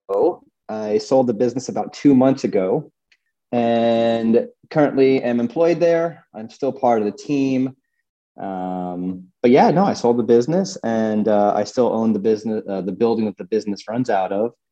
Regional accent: New York, United States; moved away as an adult; now in Colorado, United States; I grew up in New York and I worked on Wall Street for 5 years

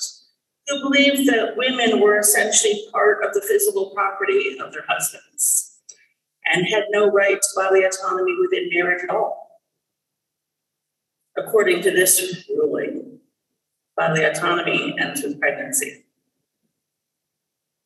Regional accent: New York, United States; I grew up in New York State

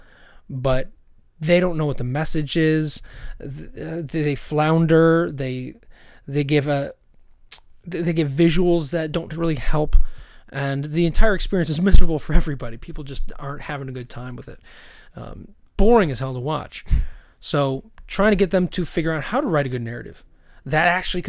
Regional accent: Syracuse, New York, United States; now in Bay Area, United States; I'm from Syracuse, where nobody is excited to go

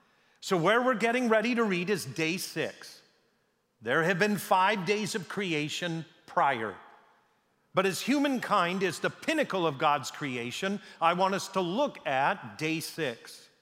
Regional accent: Canada; born there; I was born in Canada.

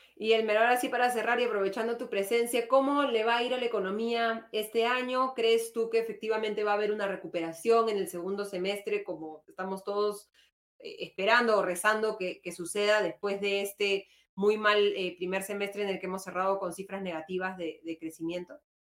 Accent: Peru

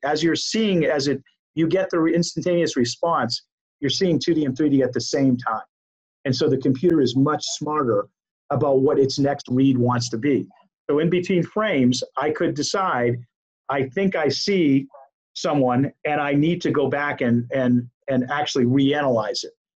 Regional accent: Maine, United States; moved away; I'm from Maine originally

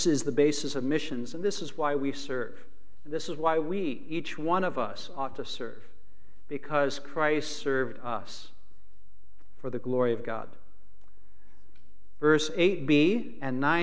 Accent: Chicago, Illinois, United States; also born or lived in Philippines; I was actually born and raised in Chicago

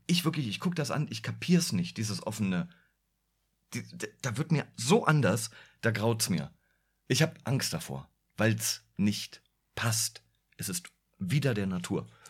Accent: Berlin, Germany; ich bin Berliner

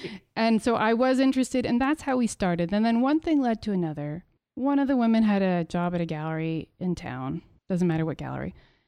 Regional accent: Montreal, Quebec, Canada; now in Ottawa, Canada; It means that I'm originally from Montreal.

